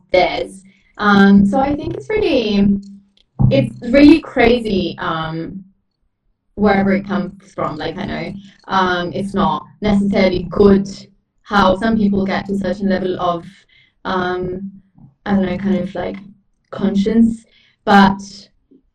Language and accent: English; Italy; moved away; I grew up in a small town that never helps with anything. I grew up in Italy